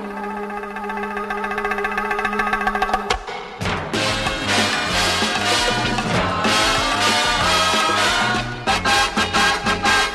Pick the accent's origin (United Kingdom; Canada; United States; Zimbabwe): United Kingdom; London; born or raised there